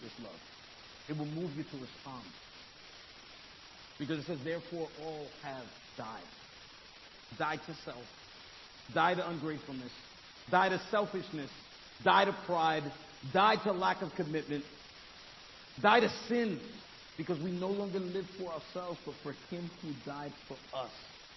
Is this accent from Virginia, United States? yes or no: no; New York City, New York, United States; I'm from Brooklyn